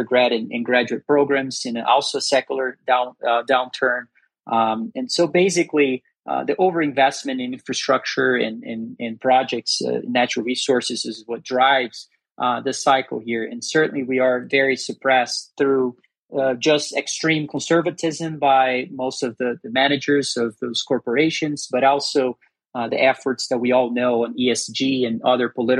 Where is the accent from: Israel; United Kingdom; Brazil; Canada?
Brazil; now in Denver, United States; I'm actually originally from Brazil. I was born and raised in Brazil. I live in the U.S.